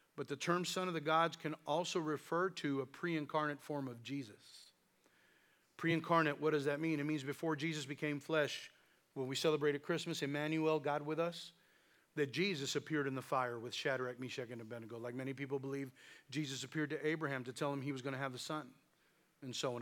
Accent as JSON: {"language": "English", "area": "the Valley", "region": "South Texas", "country": "United States", "said": "we're from the South Texas and we're from the Valley, so that's English and Spanish"}